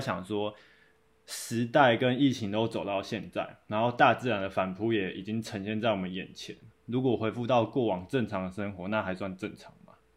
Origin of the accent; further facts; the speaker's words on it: Taiwan; 或搞我们台湾人